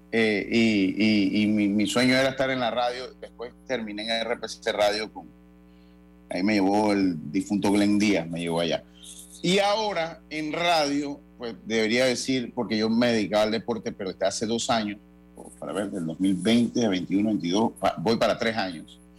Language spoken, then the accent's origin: Spanish; Santo Domingo, Dominican Republic; acá sí le dicen de donde yo soy, allá en Santo Domingo, hombre.